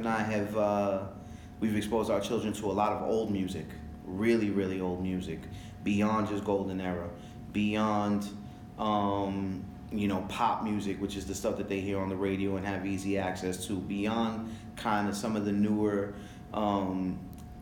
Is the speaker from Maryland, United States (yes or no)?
no; New York City, New York, United States; first language French; Growing up in New York City